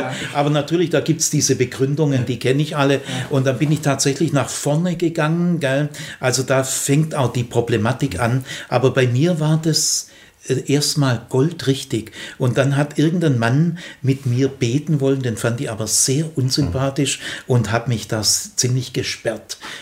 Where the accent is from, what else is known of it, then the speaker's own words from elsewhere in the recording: Remstal, Stuttgart region, Baden-Württemberg, Germany; Aufgewachsen bin ich im Remstal, also in Region Stuttgart